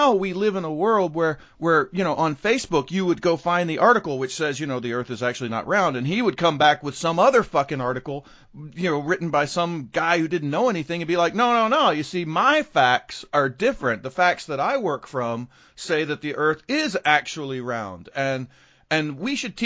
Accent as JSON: {"language": "English", "town": "Garland", "region": "Texas", "country": "United States", "tie": "born or raised there", "said": "growing up in Garland"}